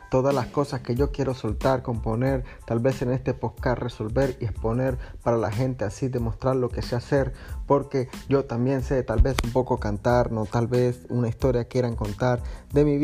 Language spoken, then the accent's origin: Spanish; Venezuela; also born or lived in Colombia; now in Argentina; soy de Colombia y me crié en Venezuela, ahora estoy en Argentina